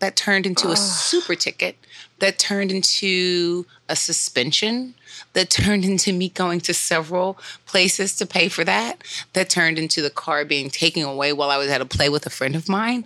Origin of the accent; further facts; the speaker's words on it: Philadelphia, Pennsylvania, United States; I'm from Philly